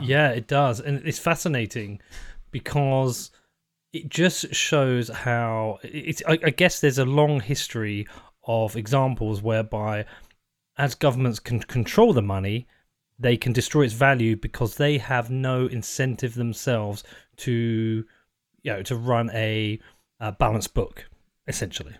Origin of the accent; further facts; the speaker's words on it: United Kingdom; being British